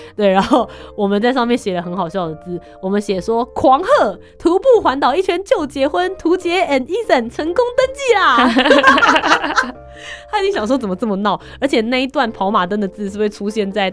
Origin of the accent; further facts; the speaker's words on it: northern Taiwan, Taiwan; 因为我们是北部人嘛